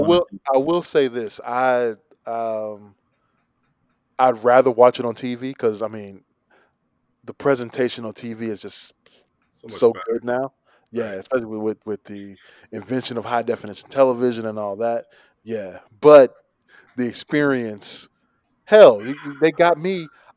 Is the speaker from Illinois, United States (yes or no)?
yes; Chicago, Illinois, United States